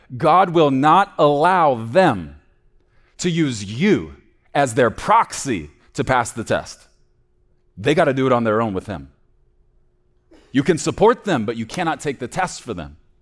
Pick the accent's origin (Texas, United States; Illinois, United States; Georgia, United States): Texas, United States; growing up in Texas